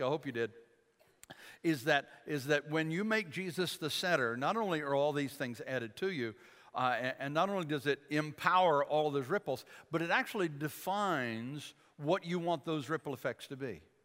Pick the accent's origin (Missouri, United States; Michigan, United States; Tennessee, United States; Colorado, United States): Michigan, United States; I grew up in Michigan